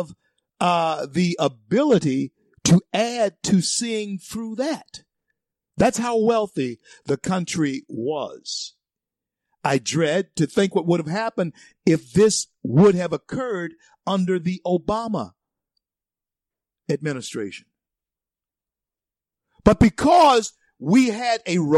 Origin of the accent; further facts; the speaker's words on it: United States; born here in the USA, baby, this is the homeland. It is for me.